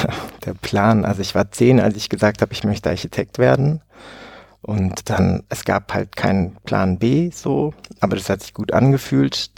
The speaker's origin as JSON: {"language": "German", "town": "Oberhausen", "region": "North Rhine-Westphalia", "country": "Germany", "tie": "born or raised there", "moved": "yes", "said": "in Oberhausen im schönen Ruhrpott aufgewachsen und habe 20 Jahre dort auch gelebt"}